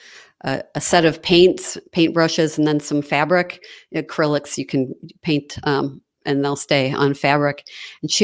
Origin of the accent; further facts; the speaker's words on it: Chicago, Illinois, United States; moved away; also born or lived in Wisconsin; I grew up in Chicago